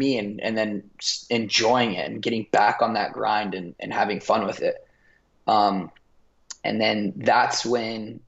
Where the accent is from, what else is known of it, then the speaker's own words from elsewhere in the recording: Virginia, United States; moved away; also born or lived in Detroit, Michigan; everyone who I grew up with back in Virginia